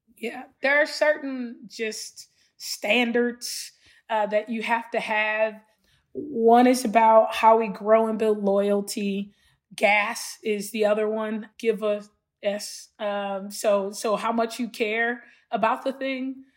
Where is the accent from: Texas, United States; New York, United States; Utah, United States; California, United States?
California, United States; Los Angeles; growing up in Los Angeles and South Central LA and Watts in particular, with the family I grew up